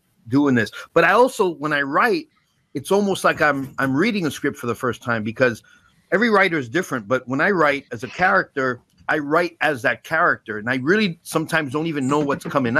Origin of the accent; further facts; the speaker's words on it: New York City, New York, United States; I grew up in the Bronx